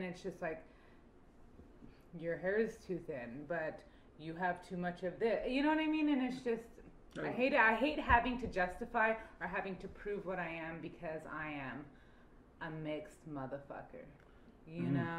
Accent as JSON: {"language": "English", "town": "Oakland", "region": "California", "country": "United States", "tie": "born or raised there", "also_born_or_lived": "Montana", "said": "And I grew up back and forth between California and Montana. I went from the hood in Oakland to a reservation in Montana."}